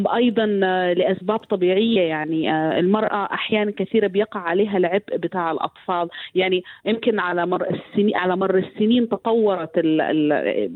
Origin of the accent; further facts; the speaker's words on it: Sudan; عندنا في السودان